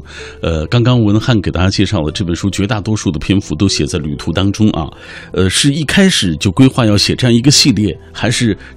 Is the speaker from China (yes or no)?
yes; Northwest China, China; 咱们西北人